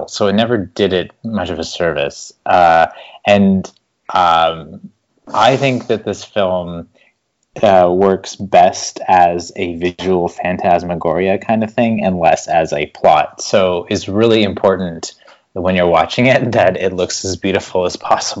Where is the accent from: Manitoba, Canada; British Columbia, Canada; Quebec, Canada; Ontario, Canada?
Ontario, Canada; Toronto; I'm from Toronto, Ontario, way up here in Canada